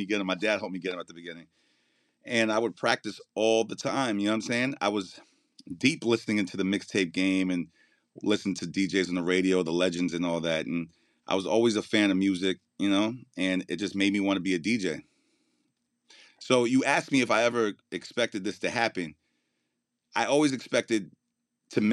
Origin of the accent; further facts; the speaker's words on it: White Plains, New York, United States; also born or lived in Brooklyn, New York; I started my life off in Brooklyn. Moved from Brooklyn. I was like 8 or 9 years old. Moved up to Westchester